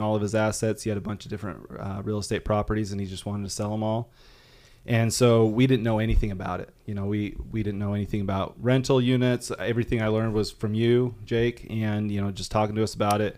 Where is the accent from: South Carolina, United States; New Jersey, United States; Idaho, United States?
Idaho, United States; Rexburg; moved away as an adult; also born or lived in southern Arkansas; I'm from Rexburg, Idaho